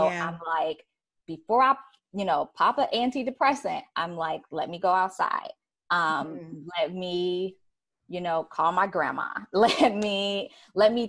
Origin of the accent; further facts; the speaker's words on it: Chicago, Illinois, United States; moved away; also born or lived in New York; I'm from Chicago